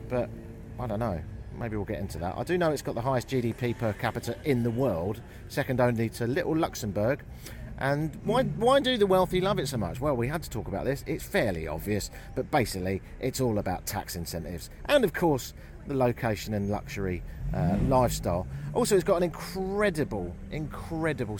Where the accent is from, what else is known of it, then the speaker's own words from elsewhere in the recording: United Kingdom; I'm from Britain